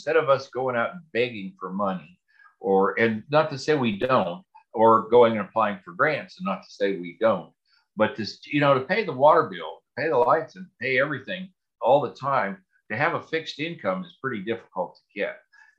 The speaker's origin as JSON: {"language": "English", "town": "Pittsburgh", "region": "Pennsylvania", "country": "United States", "tie": "born or raised there", "also_born_or_lived": "West Virginia", "moved": "as an adult", "lives_now": "Southwest Virginia, United States", "said": "I grew up in Pittsburgh, and my dad was a union electrician"}